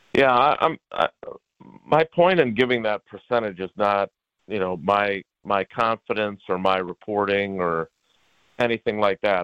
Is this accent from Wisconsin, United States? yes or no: yes; Milwaukee, Wisconsin, United States; growing up on the south side of Milwaukee